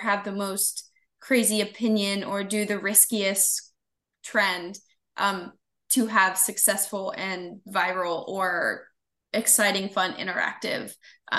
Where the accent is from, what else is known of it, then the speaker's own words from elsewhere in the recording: Columbus, Ohio, United States; I'm from like Columbus, Ohio. Like I was an Ohio State fan from the minute I was born. I was born like in Ohio State Hospital, right?